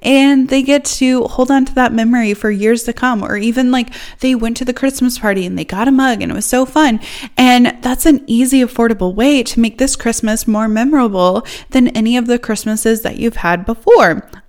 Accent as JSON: {"language": "English", "region": "Northeast Iowa", "country": "United States", "tie": "born or raised there", "moved": "yes", "lives_now": "Missouri, United States", "said": "I grew up in Northeast Iowa"}